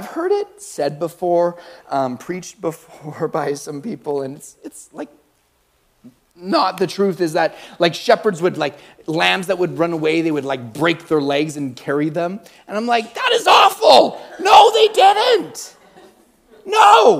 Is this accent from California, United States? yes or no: yes; California, United States; Like, I'm from Cali.